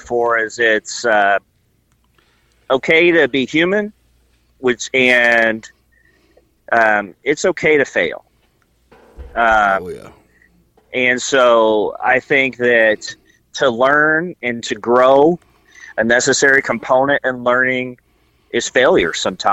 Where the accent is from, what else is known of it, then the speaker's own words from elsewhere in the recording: rural Indiana, United States; I grew up in the middle of a lot of cornfields